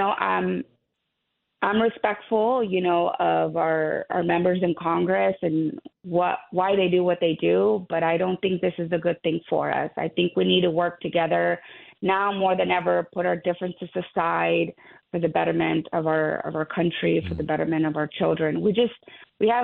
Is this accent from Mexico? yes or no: yes; Burgos, Tamaulipas, Mexico; now in Texas, United States; I was born in Burgos, Tamaulipas, Mexico, which is actually about 3 hours away from South Texas.